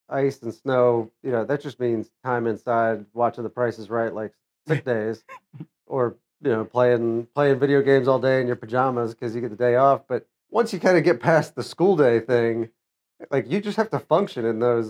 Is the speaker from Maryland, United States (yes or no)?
yes; Bel Air, Maryland, United States; moved away as an adult; also born or lived in Nashville, Tennessee / Alexandria, Virginia / Annapolis, Maryland; now in Houston, United States; I was born and raised in Maryland, Bel Air, Maryland, which is about 30 miles or so northeast of Baltimore. Grew up there.